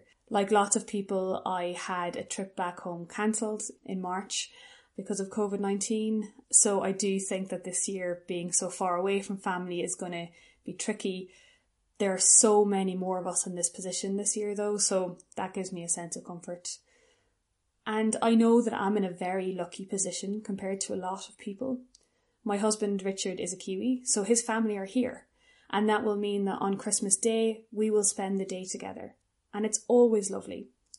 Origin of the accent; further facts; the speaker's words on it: Dundalk, Leinster, Ireland; moved away as an adult; now in Wellington, New Zealand; I'm based in Wellington in Aotearoa, New Zealand, but I'm from Dundalk originally. I moved to New Zealand at the end of 2016